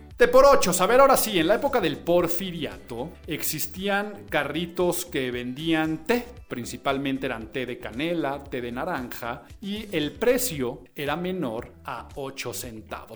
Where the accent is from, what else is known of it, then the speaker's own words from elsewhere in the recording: Mexico; como mexicano